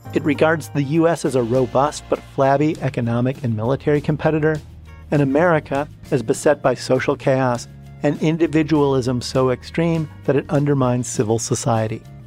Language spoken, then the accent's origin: English; United States; as an American